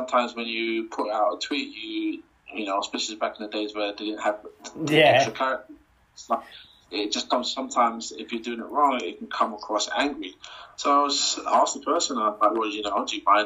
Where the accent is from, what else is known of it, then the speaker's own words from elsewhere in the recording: United Kingdom; representing my country